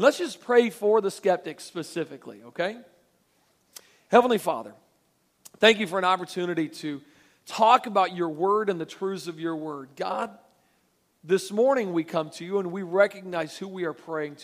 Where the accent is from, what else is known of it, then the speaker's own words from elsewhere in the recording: Pensacola, Florida, United States; I am from Pensacola, Florida